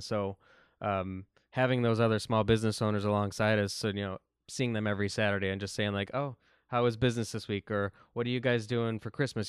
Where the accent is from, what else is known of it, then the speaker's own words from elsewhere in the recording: Buffalo, New York, United States; growing up in South Buffalo